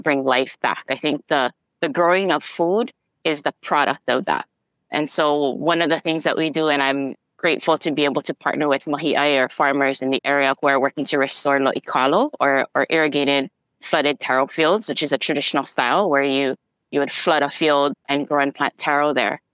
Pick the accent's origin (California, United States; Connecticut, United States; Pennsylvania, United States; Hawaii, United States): Hawaii, United States; Kaneohe; I grew up in Kaneohe